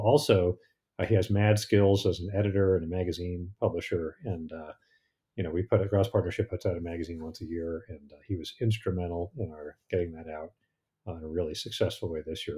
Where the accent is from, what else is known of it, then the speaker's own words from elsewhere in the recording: Connecticut, United States; now in Idaho, United States; I grew up in Connecticut